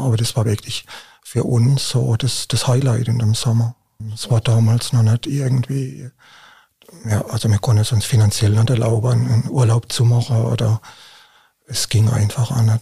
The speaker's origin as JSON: {"language": "German", "region": "Baden-Württemberg", "country": "Germany", "said": "bei uns in Baden-Württemberg"}